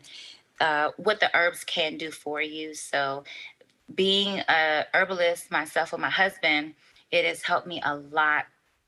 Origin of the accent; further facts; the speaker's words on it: Miami, Florida, United States; I'm originally from Miami. My family's from Haiti